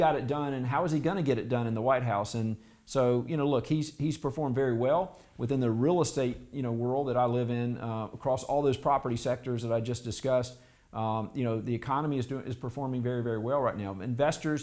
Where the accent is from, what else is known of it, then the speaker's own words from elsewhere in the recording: South Carolina, United States; I grew up in South Carolina